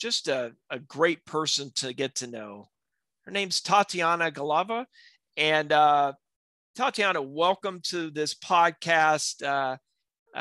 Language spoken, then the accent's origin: English; South Alabama, United States; in my community where I live, grew up in South Alabama in the United States